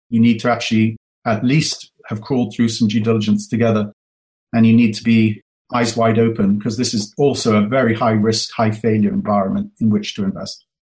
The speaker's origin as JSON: {"language": "English", "region": "England", "country": "United Kingdom", "tie": "born or raised there", "moved": "as an adult", "lives_now": "United States", "said": "Alice and I are uh, first generation Americans and first generation wealth. So, you know, we grew up in England."}